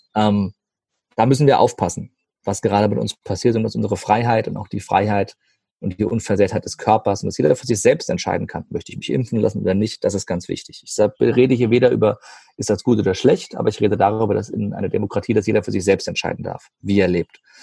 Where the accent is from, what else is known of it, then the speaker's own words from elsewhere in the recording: Rhine-Main area, Germany; Rhein-Main-Gebiet zum Beispiel, das ist meine Heimat